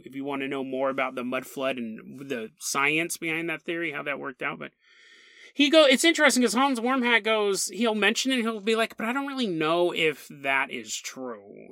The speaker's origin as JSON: {"language": "English", "country": "United States", "said": "I'm American"}